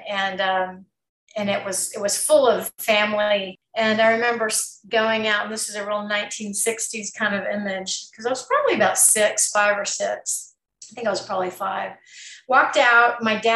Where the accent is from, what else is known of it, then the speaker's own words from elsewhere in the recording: Texas, United States; moved away; I'm from Texas originally, small town